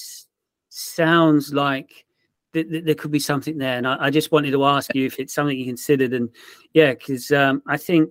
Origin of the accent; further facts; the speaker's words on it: Portsmouth, South East England, United Kingdom; moved away; I'm from Portsmouth originally